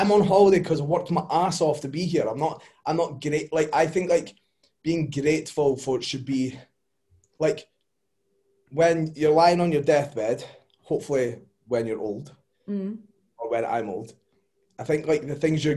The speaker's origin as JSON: {"language": "English", "region": "Scotland", "country": "United Kingdom", "said": "we're Scottish"}